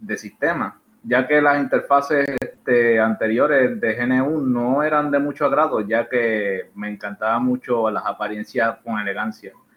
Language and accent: Spanish; Puerto Rico; Yo realmente soy de Puerto Rico